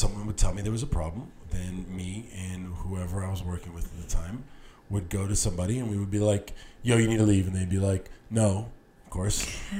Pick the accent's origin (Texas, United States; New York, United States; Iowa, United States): Texas, United States; El Paso; moved away as an adult; also born or lived in Austin; now in Los Angeles, United States; I grew up in El Paso. When you grew up in El Paso in the 90s, you spent half your time in Mexico, in Juarez